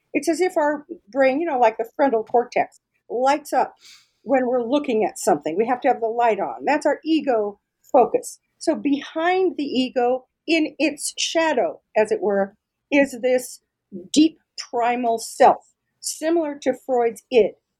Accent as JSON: {"language": "English", "town": "Denver", "region": "Colorado", "country": "United States", "tie": "born or raised there", "said": "I'm from Denver, Colorado, and I'm really, really lucky that I was able to find a position right here in my own hometown"}